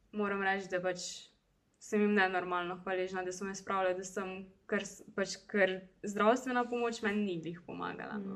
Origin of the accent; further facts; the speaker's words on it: Zagorje ob Savi, Slovenia; sem mogla priti iz Zagorja